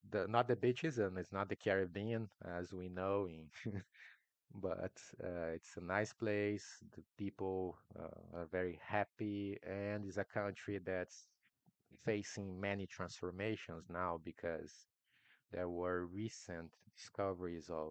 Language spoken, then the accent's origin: English; Brazil; first language Portuguese; English is a second language; I'm Brazilian, my mother tongue is Portuguese